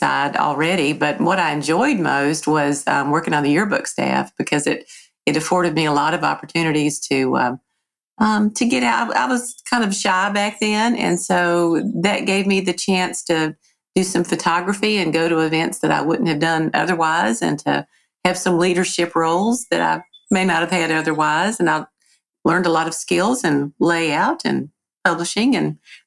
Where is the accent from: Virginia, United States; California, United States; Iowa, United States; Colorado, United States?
Virginia, United States; Dublin; now in Emory, United States; I grew up in Southwest Virginia, mostly. I went to Pulaski County High School, which is in Dublin, Virginia